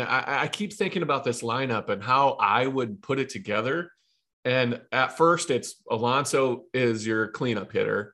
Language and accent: English; Ohio, United States; I'm from Ohio, Midwest, grew up, born and raised